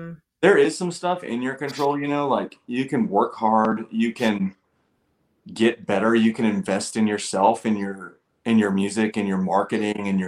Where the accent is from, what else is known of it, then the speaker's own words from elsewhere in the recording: Cincinnati, Ohio, United States; I'm from Cincinnati